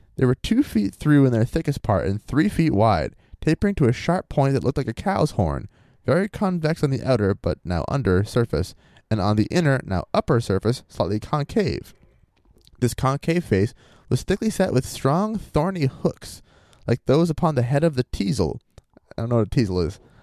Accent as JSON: {"language": "English", "region": "Maine", "country": "United States", "said": "I'm from Maine."}